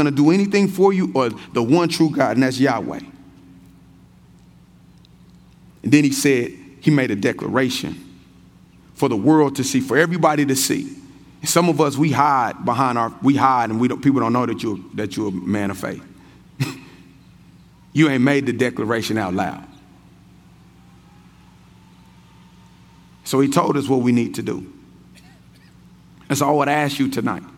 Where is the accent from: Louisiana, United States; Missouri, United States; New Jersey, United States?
Missouri, United States; Kansas City; I'm born and raised in Kansas City